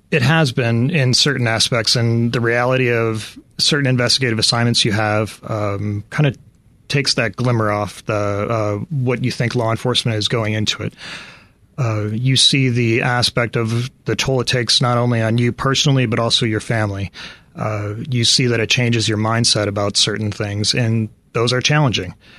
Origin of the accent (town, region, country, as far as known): Chicago, Illinois, United States; born or raised there; moved away as an adult; now in Phoenix, United States